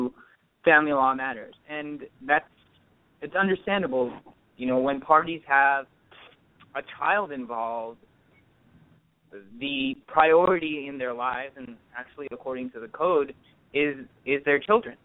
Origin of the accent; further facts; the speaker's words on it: Orange County, California, United States; I'm born and raised in Orange County from parents of Indian heritage